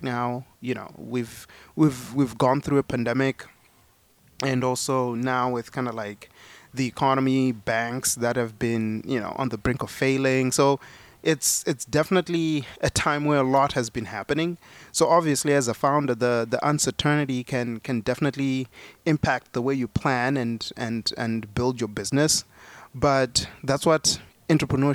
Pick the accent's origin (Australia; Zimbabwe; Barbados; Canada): Zimbabwe; now in United States; I was born in Zimbabwe. I came to America with only $40 in my pocket